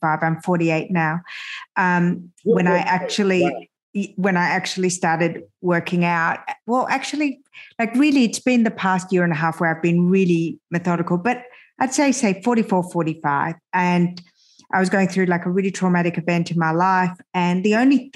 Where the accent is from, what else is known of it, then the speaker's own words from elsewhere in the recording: Australia; English is a second language; also born or lived in France / Iran; I immigrated to Australia when I was 7 and a half